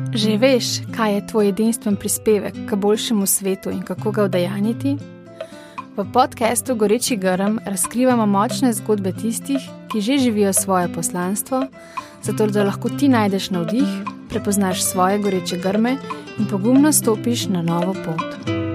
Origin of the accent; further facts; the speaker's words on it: San Miguel de Tucumán, Tucumán, Argentina; Slovenian is a second language; moved away as an adult; now in Slovenia; prihajam iz Tukumana, to je v severu Argentine